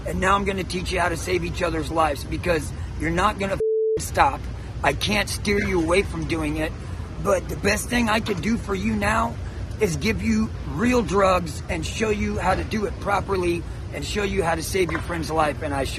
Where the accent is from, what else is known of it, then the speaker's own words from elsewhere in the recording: Louisiana, United States; now in San Francisco, United States; Louisiana, Texas area.